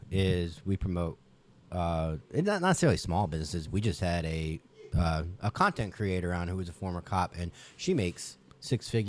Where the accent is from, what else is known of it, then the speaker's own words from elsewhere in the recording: Ohio, United States; So I'm from Ohio.